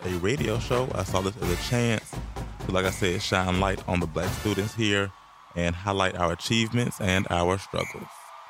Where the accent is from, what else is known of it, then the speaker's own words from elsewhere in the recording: Atlanta, Georgia, United States; I'm from Atlanta, Georgia